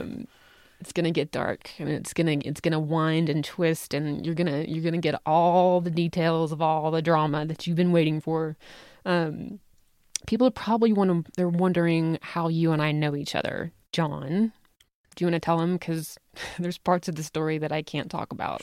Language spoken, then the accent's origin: English; the South, United States; accent: Southern; now in Salt Lake City, United States; I was born and raised in the South